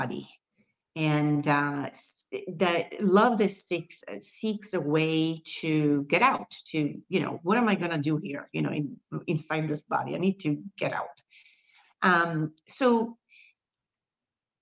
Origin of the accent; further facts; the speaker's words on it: Milan, Lombardy, Italy; moved away as an adult; also born or lived in United States / Valencia; And I was born in Milan. I was born in Italy. Then I moved to the States when I was 20 years old